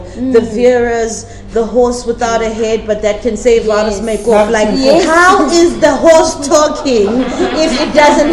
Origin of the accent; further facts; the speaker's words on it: South Africa; a South African living in South Africa